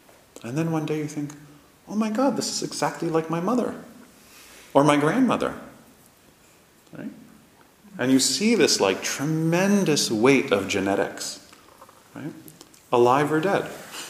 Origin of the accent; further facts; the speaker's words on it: Toronto, Ontario, Canada; all the last names are the same last names as all the people I grew up with in Canada, in a small Jewish community in Toronto.